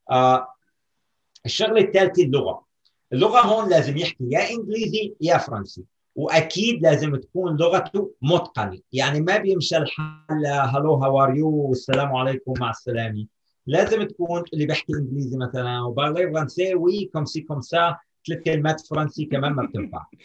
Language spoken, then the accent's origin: Arabic; Canada; مع اني انا كندي وعايش في كندا 30 سنه